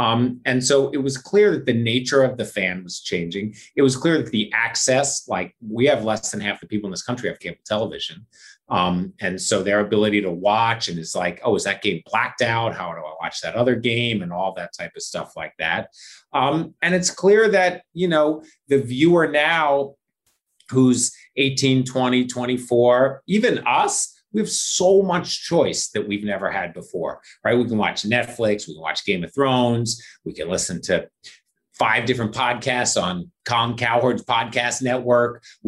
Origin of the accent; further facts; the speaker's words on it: Philadelphia, Pennsylvania, United States; And I grew up in Philadelphia. Like, you didn't have a choice. You were an Eagles fan, or like your neighbor would beat you up.